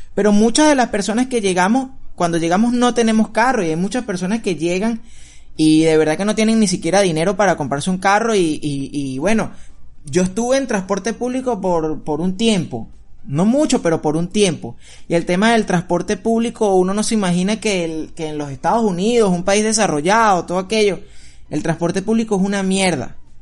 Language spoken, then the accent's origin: Spanish; Venezuela; now in United States; cuando emigramos salimos de Venezuela